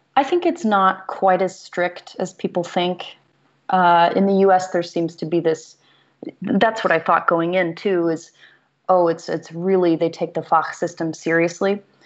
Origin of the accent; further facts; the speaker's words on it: Greensboro, North Carolina, United States; moved away; I didn't have opera in my hometown. Um, I'm from Greensboro, North Carolina.